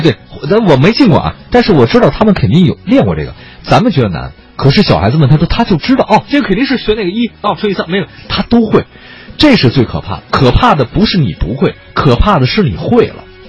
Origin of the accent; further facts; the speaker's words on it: Beijing, China; moved away; also born or lived in southern China; 我在南方待着十年，我是北京人。还有，那时候小时候在北京